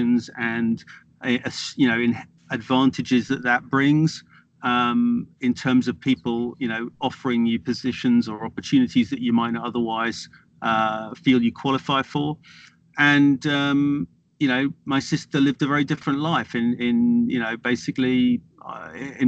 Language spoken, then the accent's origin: English; Norfolk, East of England, United Kingdom; I grew up in Norfolk in the 1970s, with Norfolk's a part of the east of England, it's an agricultural county